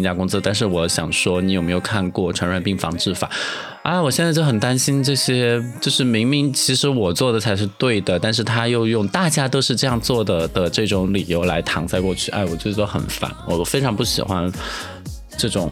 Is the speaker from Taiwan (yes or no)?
no; Dujiangyan, Sichuan, China; also born or lived in Chongqing; 我小时候在杜江堰